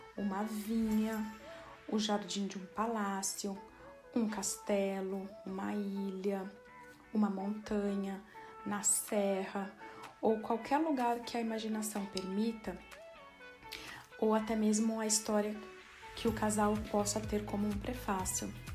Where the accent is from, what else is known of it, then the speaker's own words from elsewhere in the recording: Brazil; moved away as an adult; now in Portugal; Sou brasileira, residente em Portugal há um ano e meio